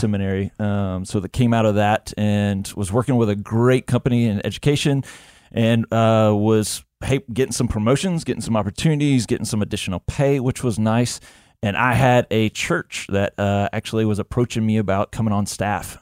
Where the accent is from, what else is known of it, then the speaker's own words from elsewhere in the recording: Montgomery, Alabama, United States; born and raised in Montgomery, Alabama